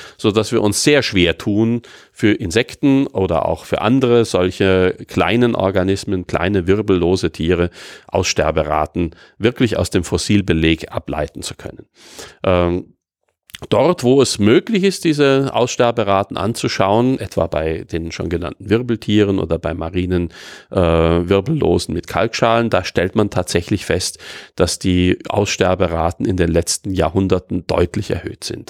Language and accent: German; Austria; bei uns in Österreich oder in Mitteleuropa